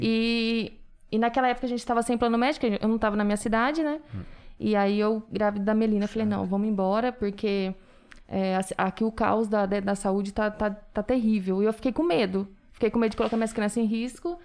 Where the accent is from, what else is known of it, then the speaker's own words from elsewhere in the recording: Limeira, São Paulo, Brazil; Sou nascida em Limeira